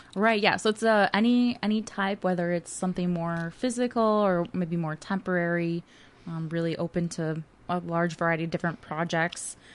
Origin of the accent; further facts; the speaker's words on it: Lakeville, Minnesota, United States; I went to Lakeville schools